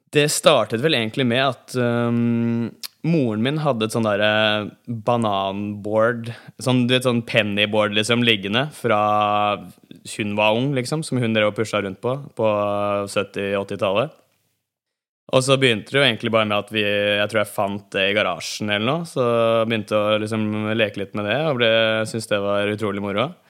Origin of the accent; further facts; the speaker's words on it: Bærum, Akershus, Norway; Jeg vokste opp på Bekkestua til Bærum